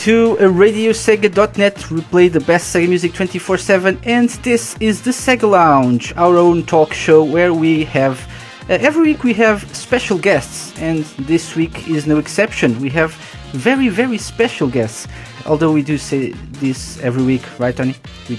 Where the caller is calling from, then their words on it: Portugal; I'm live from Portugal.